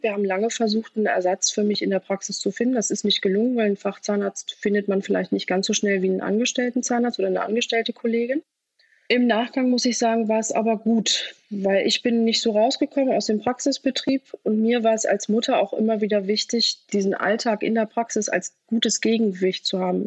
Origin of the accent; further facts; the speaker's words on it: Rostock, Mecklenburg-Vorpommern, Germany; Ich komme aus Rostock, bin also eine gebürtige Mecklenburg-Vorpommerin